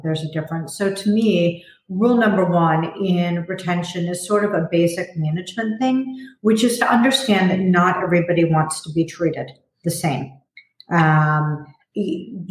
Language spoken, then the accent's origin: English; Chicago, Illinois, United States; I grew up in Chicago, and I went to a high school that was like a small university